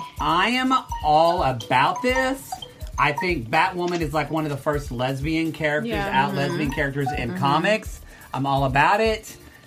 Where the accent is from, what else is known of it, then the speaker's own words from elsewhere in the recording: Ardmore, Oklahoma, United States; my hometown of Ardmore, Oklahoma